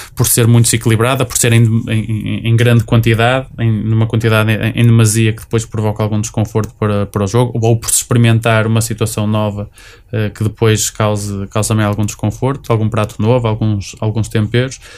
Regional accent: Matosinhos, Norte, Portugal; sou de Matosinhos

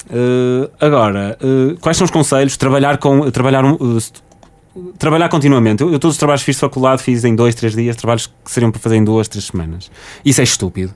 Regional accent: Porto, Norte, Portugal; sou do Porto

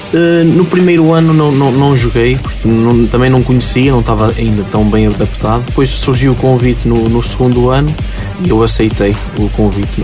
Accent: near Aguiar da Beira, Viseu, Portugal; moved away; joguei no, no, no Aguiar da Beia, que é uma, uma, uma vila próxima da minha terra

